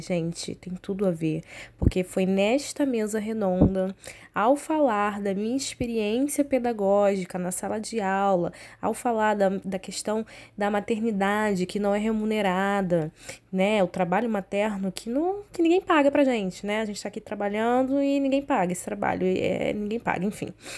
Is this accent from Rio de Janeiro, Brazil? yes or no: yes; São Pedro da Aldeia, Rio de Janeiro, Brazil; moved away; also born or lived in Cabo Frio; eu sou cabo friense, fui criada em São Pedro Aldeia, alô região dos lagos.